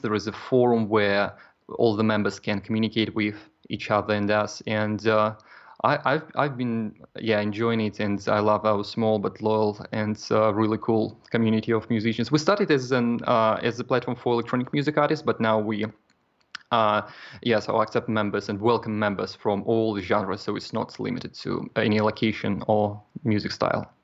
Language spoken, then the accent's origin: English; Kaliningrad, Kaliningrad Oblast, Russia; moved away as an adult; now in Poland; I'm originally from Kaliningrad, Russia, and uh, right now I live in Poland.